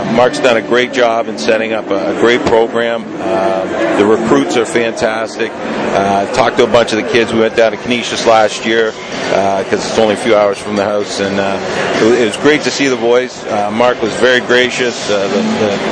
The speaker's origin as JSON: {"language": "English", "town": "Oshawa", "region": "Ontario", "country": "Canada", "tie": "born or raised there", "also_born_or_lived": "Merrimack", "said": "I live just outside Toronto, just not far from where I grew up in Oshawa, Ontario."}